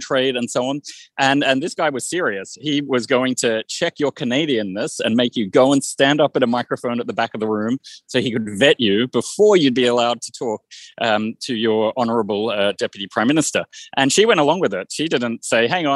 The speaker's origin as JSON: {"language": "English", "country": "Australia", "moved": "yes", "said": "my home country of Australia"}